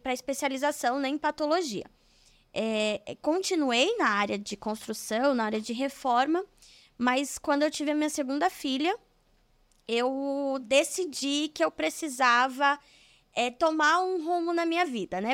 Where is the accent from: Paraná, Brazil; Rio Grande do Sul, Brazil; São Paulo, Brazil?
São Paulo, Brazil; São Bernardo do Campo; Eu sou de São Paulo, é São Bernardo do Campo, mas como é uma cidade do ladinho, a gente já fala que é de São Paulo